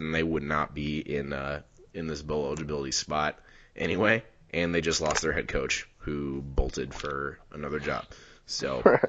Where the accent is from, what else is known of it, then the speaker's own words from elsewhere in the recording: Ohio, United States; now in Portland, United States; No, I'm from the middle You're of nowhere, Ohio.